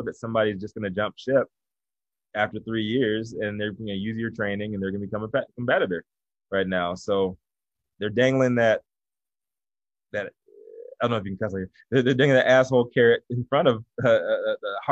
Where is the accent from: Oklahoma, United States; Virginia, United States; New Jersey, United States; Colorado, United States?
Virginia, United States; now in Los Angeles, United States; I'm from Virginia